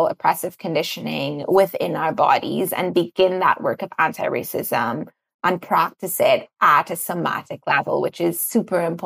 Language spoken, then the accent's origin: English; Trinidad & Tobago; I grew up in Trinidad.